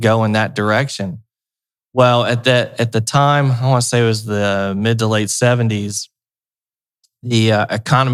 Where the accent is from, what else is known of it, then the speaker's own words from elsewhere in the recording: Cincinnati, Ohio, United States; I grew up in Cincinnati